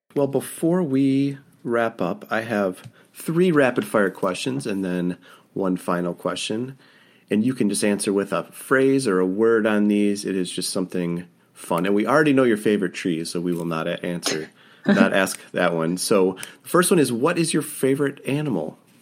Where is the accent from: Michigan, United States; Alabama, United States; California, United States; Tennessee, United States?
Michigan, United States; downstate; I grew up downstate in Michigan, and now I live on the edge of boreal forest almost.